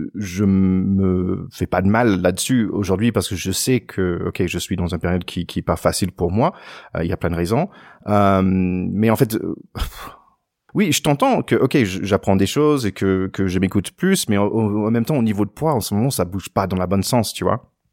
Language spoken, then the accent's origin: French; United States; moi en tant qu'Américain